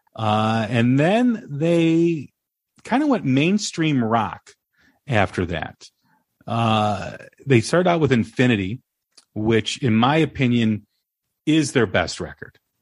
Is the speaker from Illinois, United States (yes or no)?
yes; Des Plaines, Illinois, United States; my hometown, Des Illinois